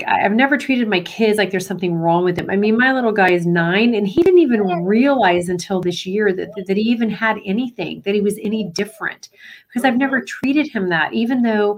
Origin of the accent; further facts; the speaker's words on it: Florida, United States; I'm from Florida